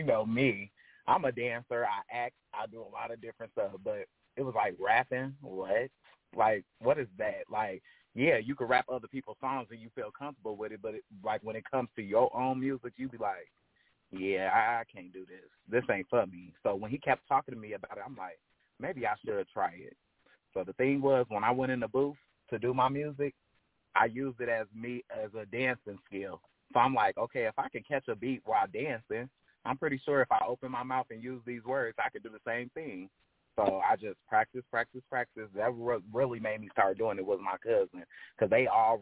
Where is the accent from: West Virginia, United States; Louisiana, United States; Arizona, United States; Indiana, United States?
Indiana, United States; Elkhart; I was born and raised here in Elkhart, Indiana